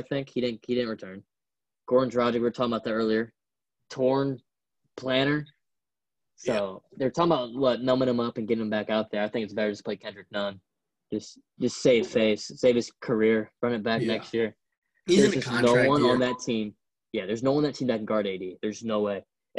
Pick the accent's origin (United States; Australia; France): United States; Indiana; And we're both from Indiana